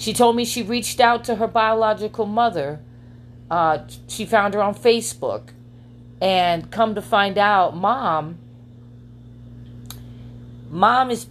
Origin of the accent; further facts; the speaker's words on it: New York City, New York, United States; now in Las Vegas, United States; I am from Queens, New York